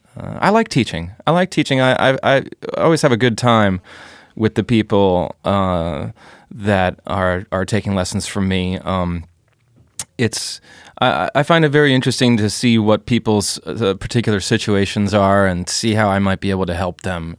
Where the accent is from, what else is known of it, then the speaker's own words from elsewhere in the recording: United States; moved away as an adult; now in Berlin, Germany; I'm an American jazz guitarist, composer, band leader who lives in Berlin, been living here for about seven years